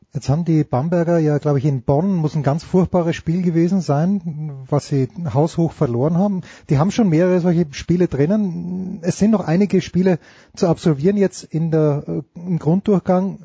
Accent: Austria; wir Österreicher

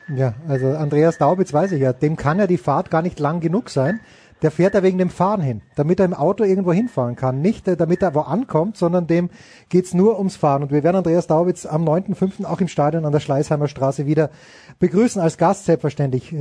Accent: Austria; als Österreicher

